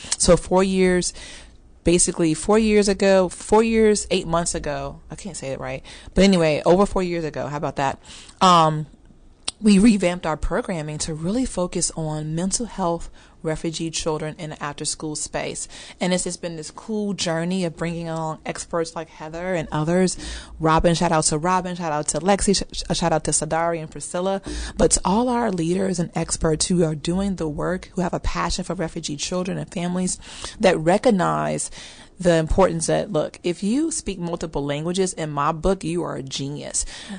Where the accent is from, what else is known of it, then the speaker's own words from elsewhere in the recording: Chicago, Illinois, United States; moved away as an adult; now in Dallas, United States; And I'm originally from Chicago, so I'm a Midwest girl as well. I moved here 12 years ago to pursue Dallas Seminary, and honestly, just my dreams took off from there.